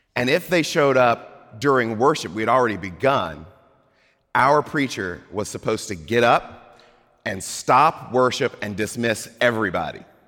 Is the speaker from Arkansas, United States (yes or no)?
no; Mississippi, United States; moved away; I grew up in Mississippi